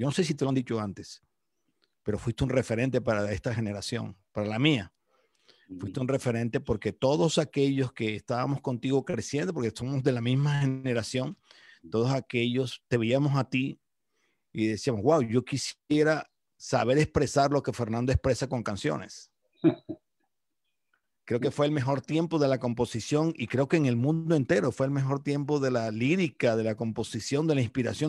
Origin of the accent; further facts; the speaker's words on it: Colombia; moved away as an adult; now in Calgary, Canada; me costó mucho trabajo fue salir de Colombia no salí de Colombia por mi voluntad